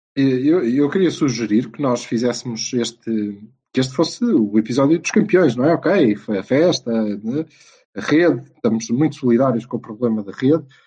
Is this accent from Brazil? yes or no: no; Portugal; como bons portugueses